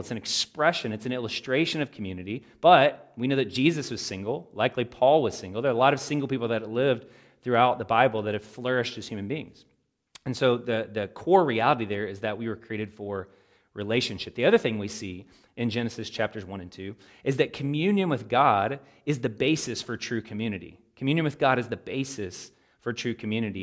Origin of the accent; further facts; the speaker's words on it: Louisville, Kentucky, United States; a local church where I grew up there in Louisville, Kentucky